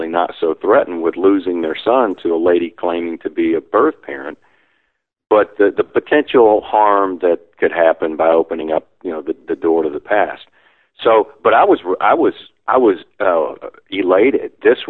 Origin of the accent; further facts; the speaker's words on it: Baton Rouge, Louisiana, United States; I grew up in the Deep South in Baton Rouge, Louisiana